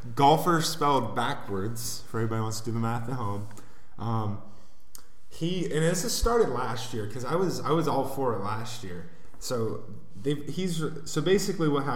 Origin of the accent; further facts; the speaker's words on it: Columbus, Ohio, United States; I'm from Columbus, Ohio